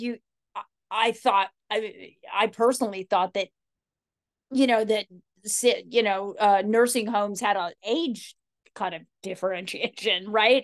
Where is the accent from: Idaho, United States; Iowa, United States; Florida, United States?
Idaho, United States; I grew up in Idaho, so wild horses were always kind of they were kind of in the, in the backdrop of our lives